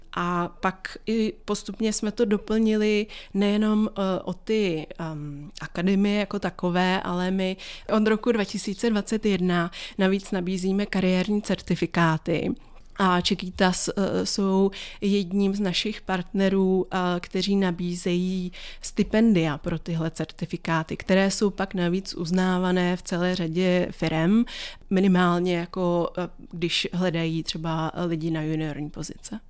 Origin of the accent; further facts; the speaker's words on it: Czechia; jako Češi